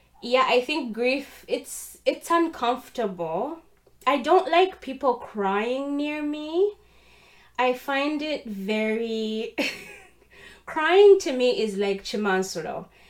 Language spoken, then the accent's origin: English; Uganda; now in Canada; I'm Ugandan, born and bred in Uganda.